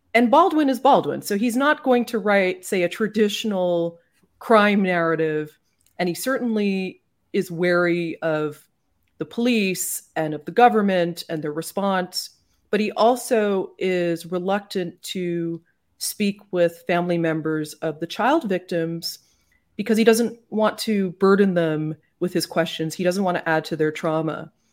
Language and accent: English; Canada; now in United States; I'm Canadian, and I feel like that just informs everything about how I look at certain things in America, often with bafflement, and sometimes, I suppose, yes, with a more progressive approach, because Growing up in Canada